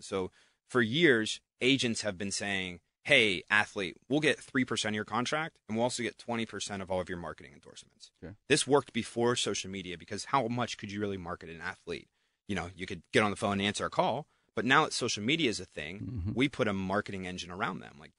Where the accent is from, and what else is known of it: New Castle, Pennsylvania, United States; born or raised there